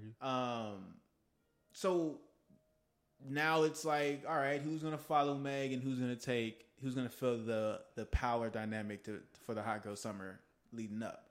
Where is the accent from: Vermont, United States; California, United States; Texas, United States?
Texas, United States; now in Los Angeles, United States; I'm from Texas